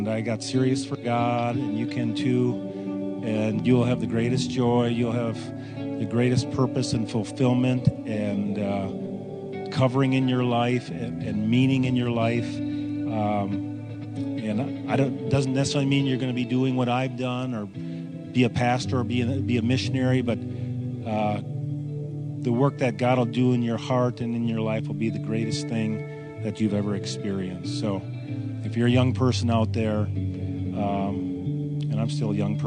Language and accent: English; Wausau, Wisconsin, United States; Right here, Wausau, Wisconsin